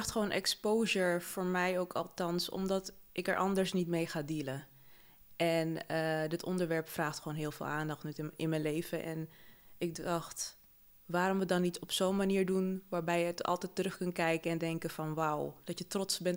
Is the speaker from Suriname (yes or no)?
yes; Paramaribo, Paramaribo District, Suriname; born there; Ik ben in 1987 geboren in Paramaribo, Suriname.